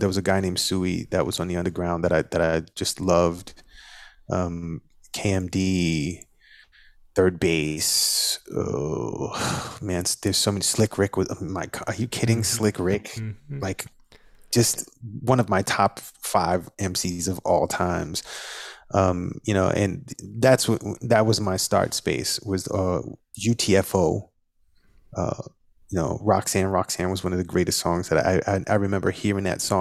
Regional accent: New York City, New York, United States; in the neighborhood that I grew up in, it's the most culturally diverse place in the world. Over 60 languages are spoken in that neighborhood. It's called Flatbush.

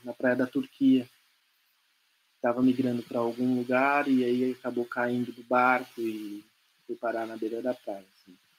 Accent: Brazil; nós somos brasileiros não porque nós nascemos aqui, mas porque a maior parte das nossas memórias afetivas estão nesse país

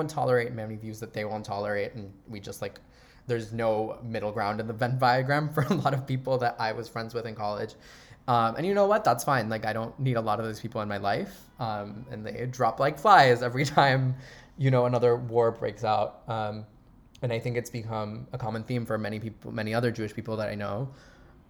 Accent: Panama; moved away; also born or lived in Miami; I was born in Miami, but I grew up in Panama my entire life.

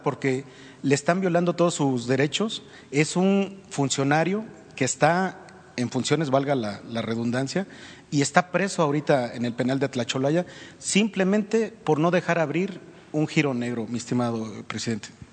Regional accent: Veracruz, Mexico; yo soy originario de Veracruz

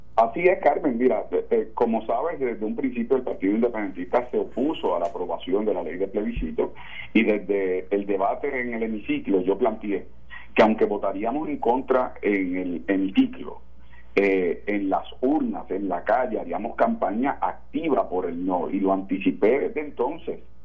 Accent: Puerto Rico; lo que somos puertorriqueños

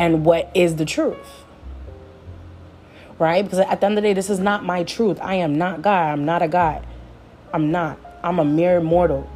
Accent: Jamaica; I'm Jamaican

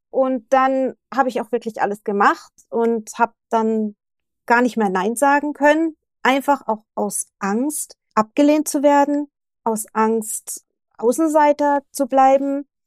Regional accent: Germany; moved away as an adult; now in Japan; also ich bin ja auch sehr früh mit 23, 24 bin ich aus Deutschland weg, bin nach Japan und habe ja alles zurückgelassen in Deutschland.

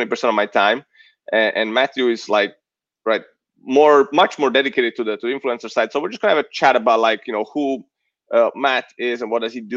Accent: Italy; moved away as an adult; also born or lived in San Diego, United States; now in United States; I'm Italian. Yeah, I eventually became American too, just a couple of years ago.

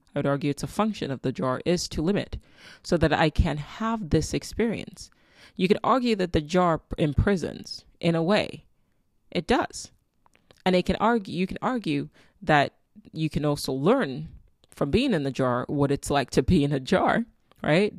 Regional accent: Nigeria; I'm Nigerian. My daughter is Nigerian.

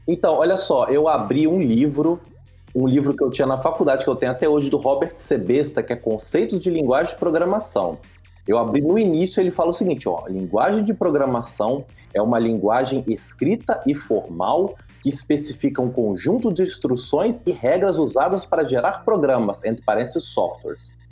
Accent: Vila Velha, Espírito Santo, Brazil; sou de Vila Velha, Espírito Santo

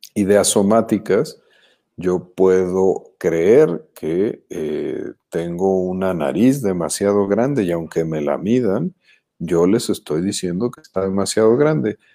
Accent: Jalisco, Mexico; now in Mexico City, Mexico; somos jalisquillos avecindados en la Ciudad de México, somos chilangos ya desde hace un rato

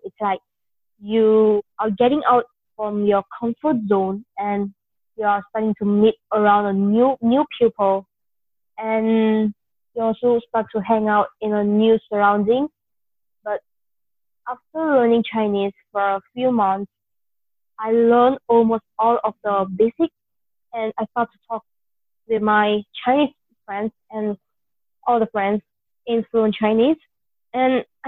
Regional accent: India; moved away; I'm basically an Indian

